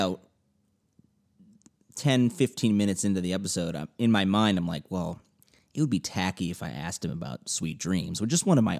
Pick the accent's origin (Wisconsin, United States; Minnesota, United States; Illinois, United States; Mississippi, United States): Illinois, United States; Chicago; I grew up in Chicago